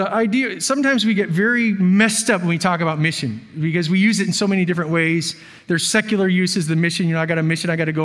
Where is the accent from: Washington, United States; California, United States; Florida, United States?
Washington, United States; moved away; I'm from Washington State